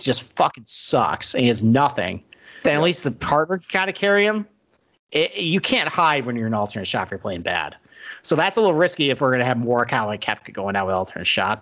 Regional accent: United States; As an American fan

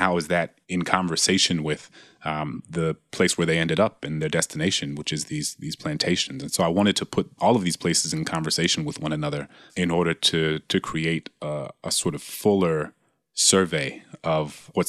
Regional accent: the South, United States; given that I grew up in the South

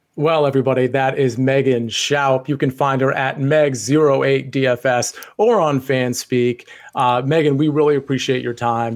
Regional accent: Northern Virginia, United States; I grew up in Northern Virginia as well.

